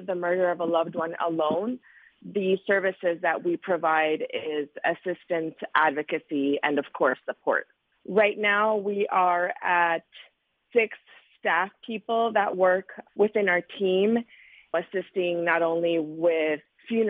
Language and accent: English; Nogales, Sonora, Mexico; I was born in Nogales, Sonora.